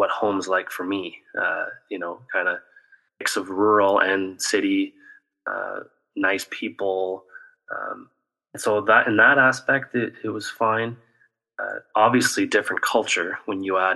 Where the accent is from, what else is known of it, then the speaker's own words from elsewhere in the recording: Ontario, Canada; moved away as an adult; also born or lived in Wisconsin, United States; throughout my minor hockey and junior, I never left home, which is different to most hockey players, right, in Canada